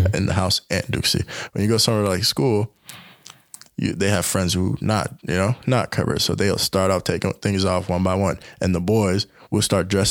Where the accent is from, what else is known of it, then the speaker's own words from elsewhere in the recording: the South, United States; growing up in the South